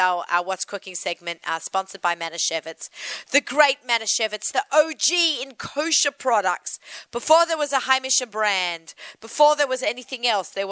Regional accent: Australia; accent: Aussie; My Aussie accent

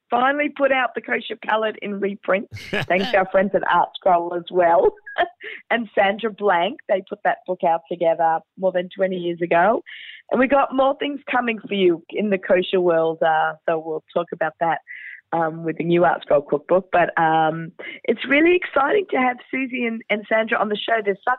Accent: Australia; I'm Australian

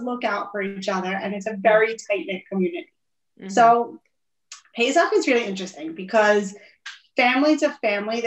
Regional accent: New York City, New York, United States; I grew up in Brooklyn. I grew up about a mile and a half from where I live now. I've lived in Brooklyn my whole life.

